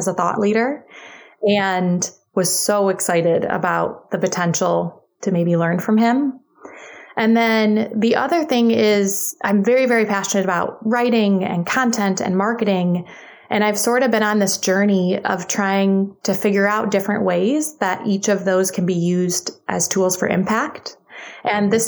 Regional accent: Detroit, Michigan, United States; I'm from Detroit, Michigan

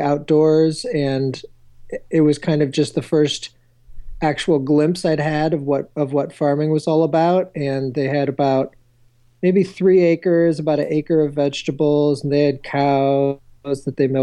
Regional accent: Syracuse, New York, United States; moved away; also born or lived in Boston / Sacramento / California; I'm from Syracuse, New York, originally

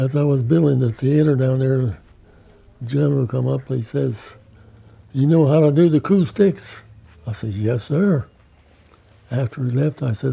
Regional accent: New York, United States; I was from New York

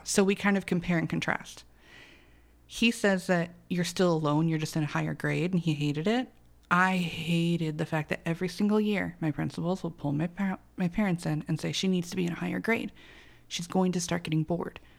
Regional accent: Arizona, United States; my mom was born here, I was born here.

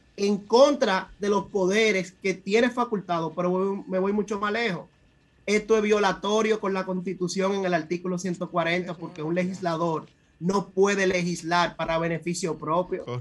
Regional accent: Santo Domingo Este, Distrito Nacional, Dominican Republic; soy del municipio de Santo Domingo Este

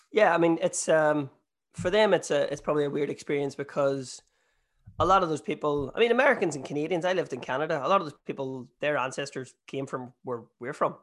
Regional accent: Northern Ireland, United Kingdom; also born or lived in Australia / New Zealand; I'm Irish

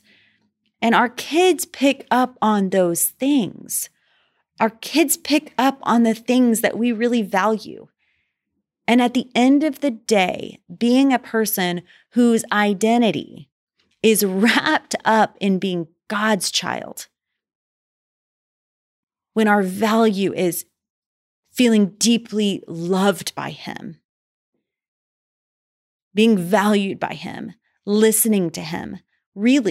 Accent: Dallas, Texas, United States; I am from Dallas

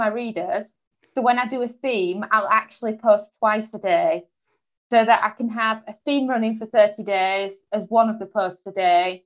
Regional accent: Yorkshire and the Humber, United Kingdom; moved away as an adult; also born or lived in Portugal; now in England; I'm originally from East Yorkshire in England.

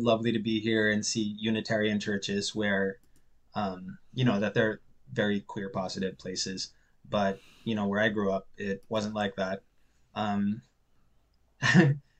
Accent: Philippines; moved away as an adult; also born or lived in Cebu; now in Halifax, Canada; I'm Filipino and Canadian, but I grew up in the Philippines.

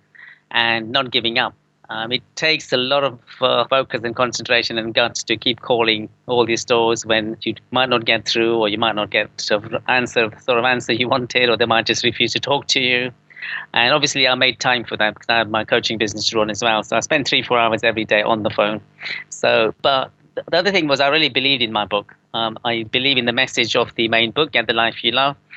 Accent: Coventry, West Midlands, United Kingdom; now in London, United Kingdom; I'm from the Midlands originally in Coventry

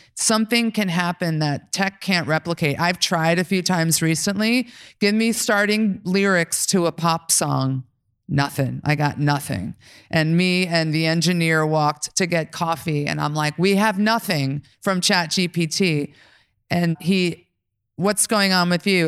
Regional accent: New York, United States; I'm from New York

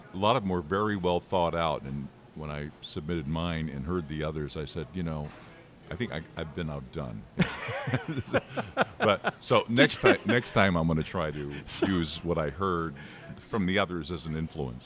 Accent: Chicago, Illinois, United States; I'm from Chicago

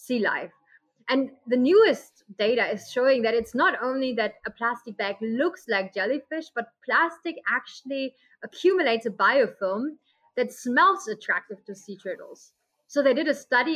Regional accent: Germany; moved away as an adult; now in Costa Rica; I'm from Germany.

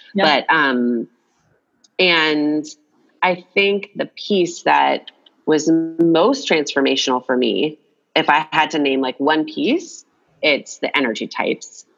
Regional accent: Atlanta, Georgia, United States; I grew up in Atlanta, Georgia.

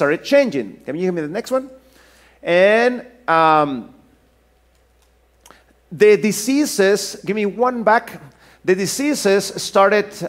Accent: Mexico; moved away as an adult; also born or lived in Norway; I'm originally from Mexico.

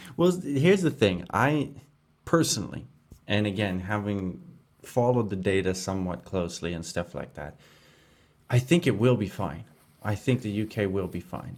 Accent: Canada; moved away; my home country of Canada

